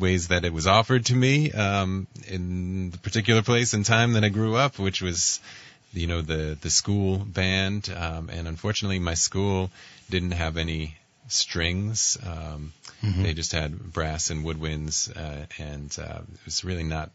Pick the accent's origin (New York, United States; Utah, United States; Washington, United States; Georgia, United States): New York, United States; Oak Beach; I grew up in a little beach town. It's a little tiny little place called Oak Beach. It's on the south shore of Long Island, about an hour from the city